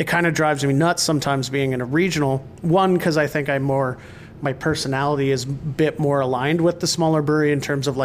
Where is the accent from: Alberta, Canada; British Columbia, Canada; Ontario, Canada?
British Columbia, Canada; Rossland; moved away; my hometown, which is Rosslyn, BC